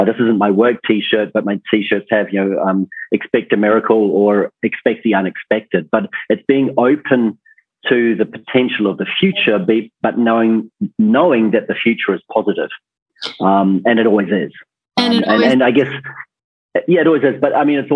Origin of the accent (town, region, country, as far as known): New Zealand; born or raised there